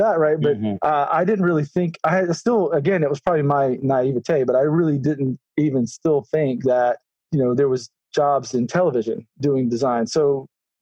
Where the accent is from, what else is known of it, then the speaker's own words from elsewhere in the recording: Alabama, United States; moved away; I grew up in Alabama in the 70s and 80s.